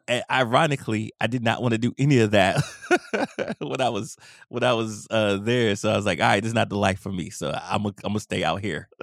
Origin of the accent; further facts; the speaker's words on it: Washington, District of Columbia, United States; moved away; also born or lived in Maryland; my hometown, DC